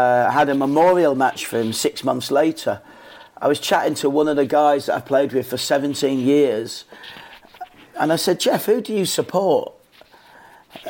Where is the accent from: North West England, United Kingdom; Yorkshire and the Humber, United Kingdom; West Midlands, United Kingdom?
Yorkshire and the Humber, United Kingdom; Leeds; I grew up in Leeds